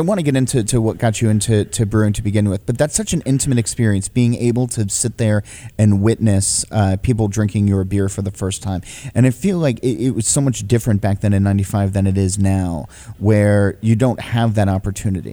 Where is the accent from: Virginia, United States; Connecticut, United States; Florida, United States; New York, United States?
New York, United States; I come from New York